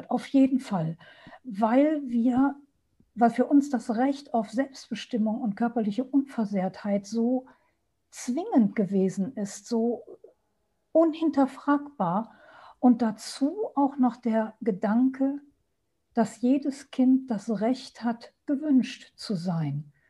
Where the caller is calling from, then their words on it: Düsseldorf, North Rhine-Westphalia, Germany; Hallo, schönen guten Abend. Ich bin aus Düsseldorf dazu geschaltet